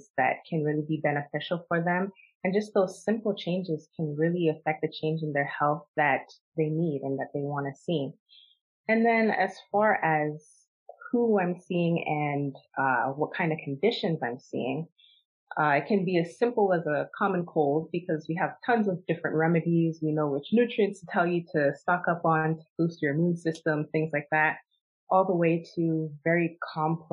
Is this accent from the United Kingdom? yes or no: no; Toronto, Ontario, Canada; moved away; also born or lived in Arizona; I was technically born and raised in Toronto